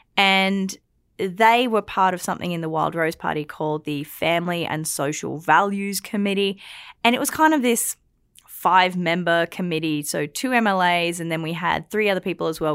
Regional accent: Australia; now in Alberta, Canada; I'm Australian

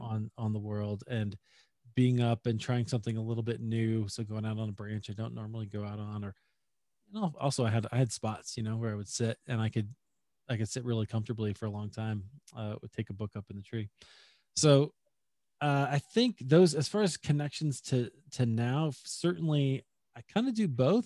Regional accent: Des Moines, Iowa, United States; moved away as an adult; also born or lived in Chicago; now in Denver, United States; I grew up in Des Moines, Iowa, actually. So that's my hometown.

